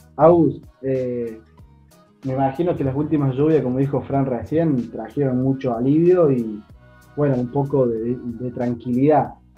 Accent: Río Tercero, Córdoba, Argentina; yo soy de Río Tercero y somos llano nosotros

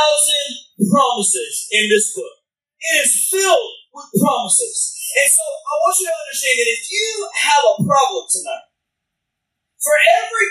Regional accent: Alabama, United States; also born or lived in Chicago; I was born in Alabama

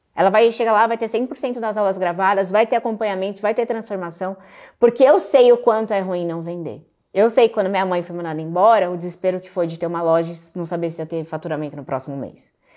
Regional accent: Guarulhos, São Paulo, Brazil; moved away as an adult; now in Alphaville, Brazil; Eu sou de Guarulhos, São Paulo, aqui pertinho

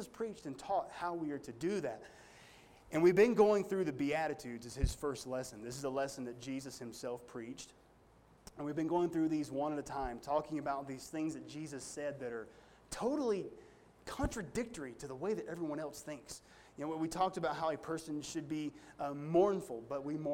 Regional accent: United States; me as an American

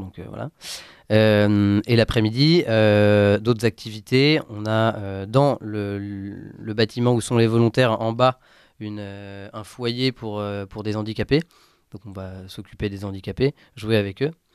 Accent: France; chez nous en France

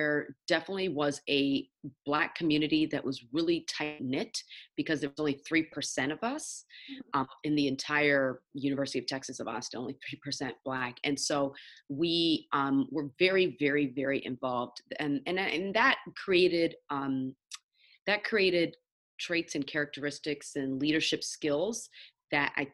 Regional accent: Nigeria; I'm Nigerian, so as a Nigerian, you really get ingrained growing up having three options for your career

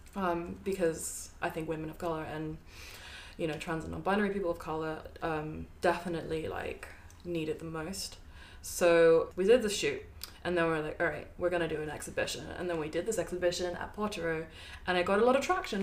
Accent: Brighton, South East England, United Kingdom; I've I've grown up in Brighton for what? How many years? Like ten years or plus

